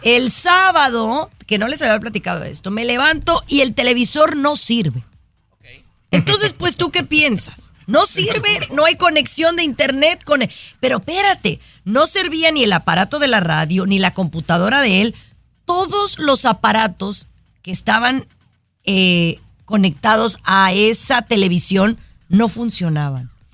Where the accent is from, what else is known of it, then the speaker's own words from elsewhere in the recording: Mexico; yo, que soy mexicana